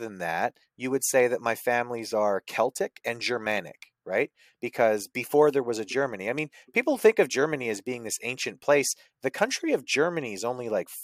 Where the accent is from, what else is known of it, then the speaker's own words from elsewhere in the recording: Canada; I'm from Canada.